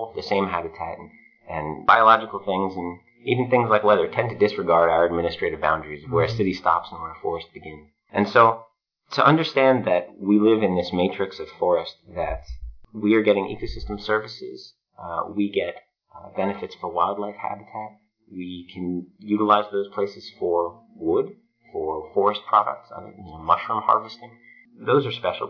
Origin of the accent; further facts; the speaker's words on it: Middlesex County, New Jersey, United States; I grew up in Middlesex County, and I spent most of my childhood outside